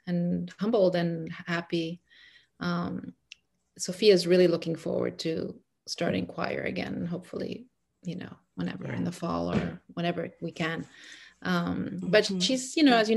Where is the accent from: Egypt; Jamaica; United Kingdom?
Egypt; English is a second language; now in United States; I'm from Egypt. So mm-hmm. I grew up in Egypt.